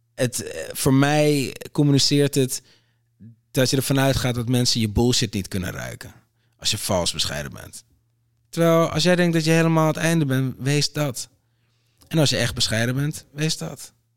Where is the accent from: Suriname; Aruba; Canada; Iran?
Aruba; now in Netherlands; ik ben op Aruba geboren